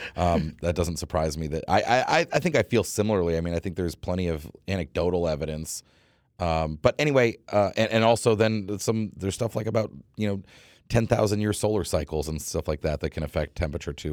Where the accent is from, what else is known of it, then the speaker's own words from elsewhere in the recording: New England, United States; I grew up in New England